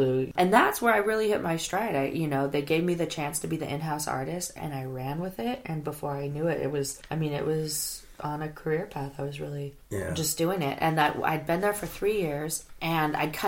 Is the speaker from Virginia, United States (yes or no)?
no; Mendocino, California, United States; also born or lived in Santa Cruz / Los Angeles / Petaluma; I'm from Mendocino. I don't know. You know, like, the closest mall was 2 hours away